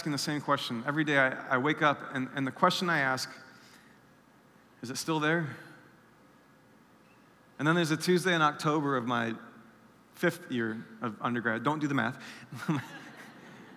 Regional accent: South Bend, Indiana, United States; I'm from South Bend, Indiana. I grew up there most of my life

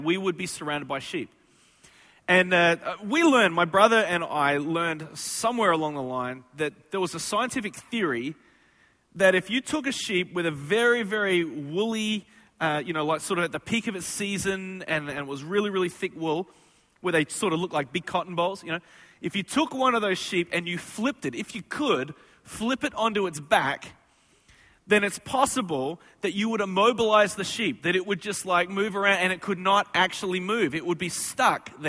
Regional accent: Australia; moved away; I am from Australia

